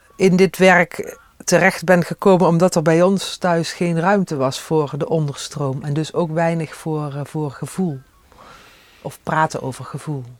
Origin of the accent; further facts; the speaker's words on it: Panningen, Limburg, Netherlands; accent: soft G; moved away as an adult; also born or lived in Tilburg; now in Monnickendam, Netherlands; Uit Helden Panningen, toen nog. Gemeente Helden, kerkdorp Panningen